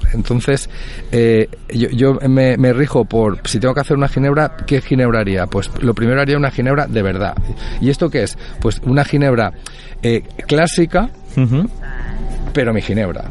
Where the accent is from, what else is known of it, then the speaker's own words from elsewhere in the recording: Puçol, Valencian Community, Spain; yo soy de Puzol